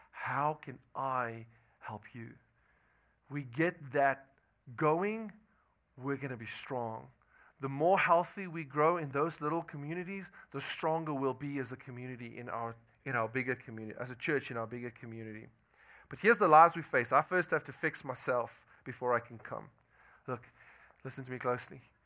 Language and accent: English; South Africa; moved away as an adult; I'm from South Africa